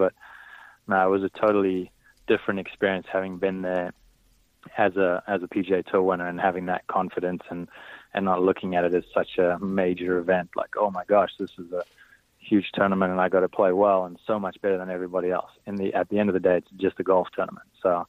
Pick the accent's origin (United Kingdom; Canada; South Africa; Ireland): South Africa; growing up in South Africa. That's what we watch on TV.